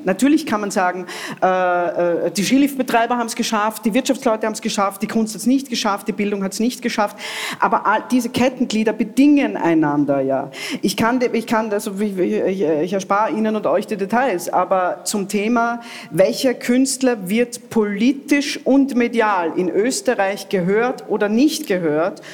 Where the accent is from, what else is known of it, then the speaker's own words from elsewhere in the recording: Italy; now in Austria; ich habe das in meiner Kindheit in Italien nie für möglich gehalten